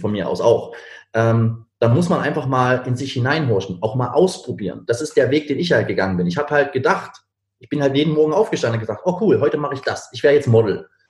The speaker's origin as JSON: {"language": "German", "region": "Berlin", "country": "Germany", "said": "Ich komme eigentlich aus Berlin"}